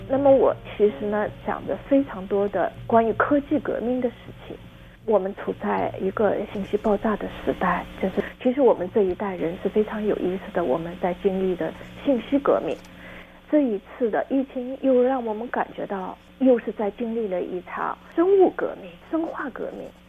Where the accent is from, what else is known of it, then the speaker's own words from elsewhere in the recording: Shanghai, China; 我出生在上海